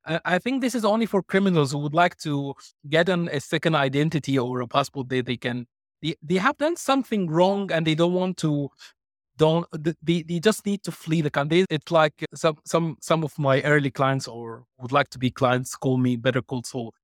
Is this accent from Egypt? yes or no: yes; Egypt; English is a second language; moved away; also born or lived in United Kingdom / Ireland / Cyprus / Malta; I was born and raised in Egypt